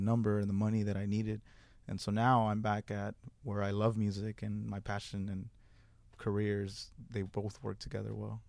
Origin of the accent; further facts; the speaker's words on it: Houston, Texas, United States; I am from, I was raised in Magnolia, which is near, in, here in the East End